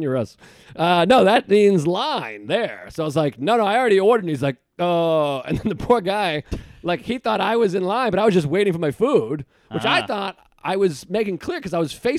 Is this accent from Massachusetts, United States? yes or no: yes; Boston, Massachusetts, United States; moved away; And I grew up in Boston.